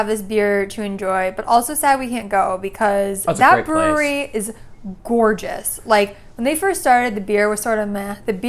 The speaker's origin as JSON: {"language": "English", "region": "Connecticut", "country": "United States", "tie": "born or raised there", "moved": "yes", "said": "I grew up in Connecticut and love this place."}